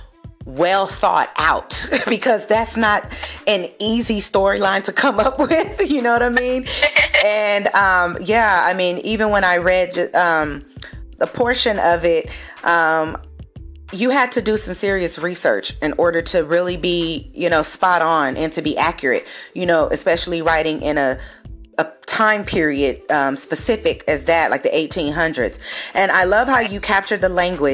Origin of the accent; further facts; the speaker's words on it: Los Angeles, California, United States; also born or lived in San Diego; my friends back in my hometown in the LA area